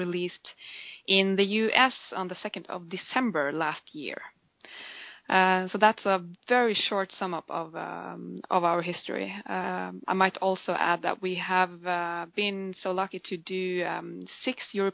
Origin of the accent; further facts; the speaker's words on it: Norway; we are from Norway. We live in the right in the middle of Norway